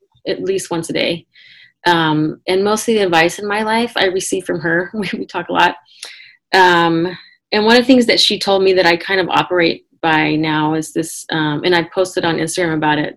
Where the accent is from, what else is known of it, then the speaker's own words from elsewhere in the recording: Washington, United States; now in San Diego, United States; I grew up in Washington State